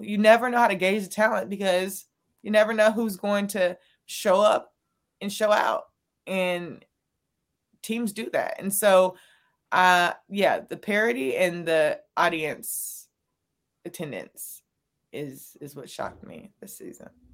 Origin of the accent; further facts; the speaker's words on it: Raleigh, North Carolina, United States; I'm from Raleigh, so I got to see Coach K Yao, Sylvia Hatchell, you know, Don Staley down the street actually playing. But I grew up around women's basketball